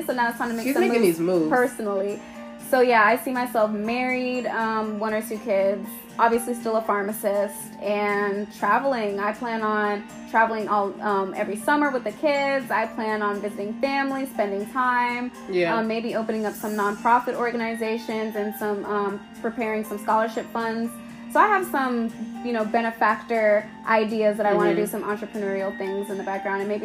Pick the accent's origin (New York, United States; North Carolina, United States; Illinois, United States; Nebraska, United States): New York, United States; New York City; I'm New Yorker by birth